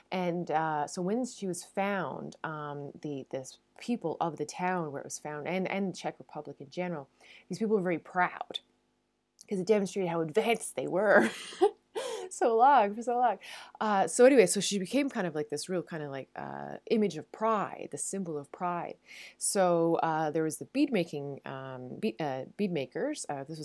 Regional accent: Newfoundland and Labrador, Canada; now in Netherlands; I'm a Newfoundlander and a Canadian coming to you from a city just south of Amsterdam in the Netherlands.

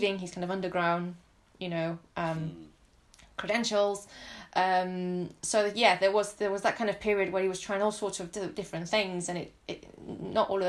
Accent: near Barcelona, Catalonia, Spain; moved away; I'm Catalan. I was born in near Barcelona. My parents are from southern Spain

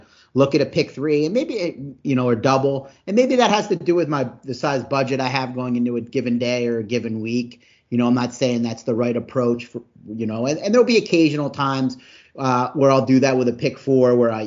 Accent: New Jersey, United States; moved away; also born or lived in Philadelphia; I'm from Philadelphia.

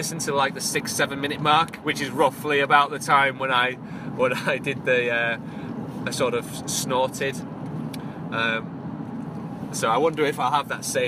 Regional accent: Hull, Yorkshire and the Humber, United Kingdom; Hull, the City of Culture 2017. That's my hometown

